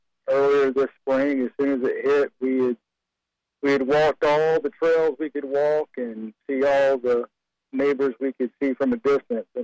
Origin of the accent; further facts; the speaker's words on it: Carolina Beach, North Carolina, United States; now in Creedmoor, United States; I grew up in Carolina Beach